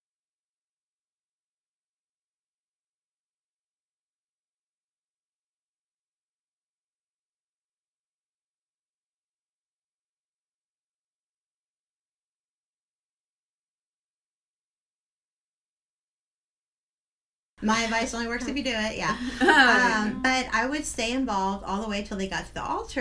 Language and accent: English; Houston, Texas, United States; Houston is my hometown